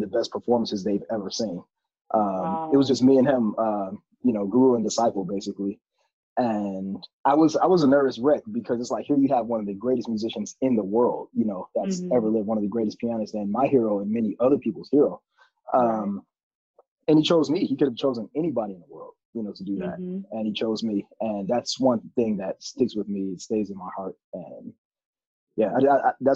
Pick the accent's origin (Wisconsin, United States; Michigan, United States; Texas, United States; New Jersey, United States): Michigan, United States; Detroit; moved away as an adult; also born or lived in New York; now in Los Angeles, United States; I made Detroit my hometown